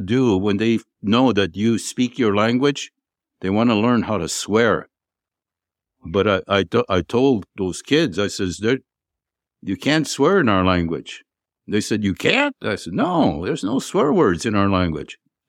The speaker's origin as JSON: {"language": "English", "country": "Canada", "said": "I'm Canadian citizenship. I'm still Canadian"}